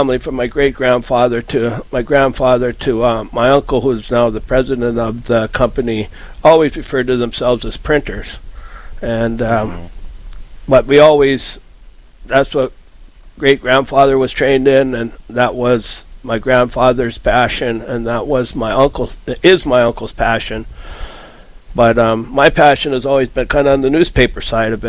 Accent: Grafton, North Dakota, United States; I was born and raised in Grafton, grew up in the family print shop, went away for a little bit, came back

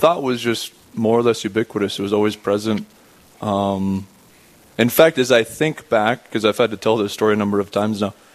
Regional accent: Rapid City, South Dakota, United States; I'm from Rapid City itself. My house is right across the street from the cathedral there, actually. My parents were living there at the time that I was born, and I spent the next 18 years there

